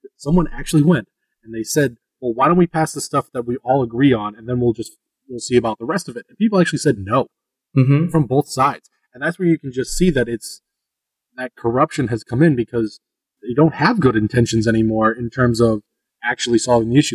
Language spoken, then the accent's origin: English; Northeast, United States; moved away; I'm from the Northeast, the way that we use sarcasm and the way we talk